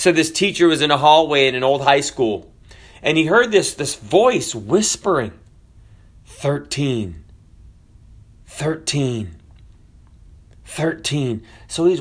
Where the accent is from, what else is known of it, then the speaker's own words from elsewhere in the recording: the South, United States; I'm from the South